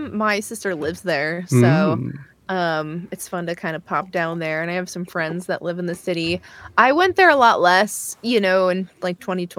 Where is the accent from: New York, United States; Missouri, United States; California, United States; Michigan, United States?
New York, United States; Binghamton; now in Westchester, United States; I grew up in Binghamton, which is actual upstate.